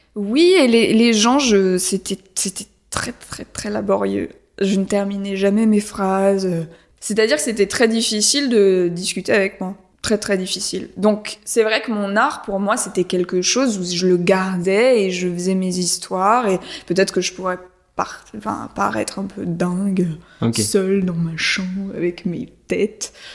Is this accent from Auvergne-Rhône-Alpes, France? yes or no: no; Paris, Île-de-France, France; moved away; J'ai grandi à Paris, mais après on est parti dans la forêt